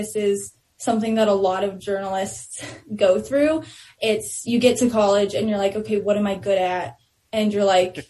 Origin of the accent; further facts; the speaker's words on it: Denver, Colorado, United States; also born or lived in Westminster / Thornton / Henderson / Brighton; now in Louisville, United States; born and raised in Denver